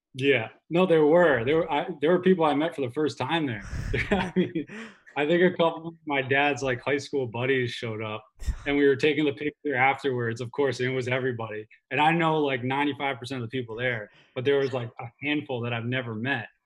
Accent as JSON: {"language": "English", "country": "United States", "moved": "yes", "said": "I'm from New Jersey, New York area originally, so all my family's still there"}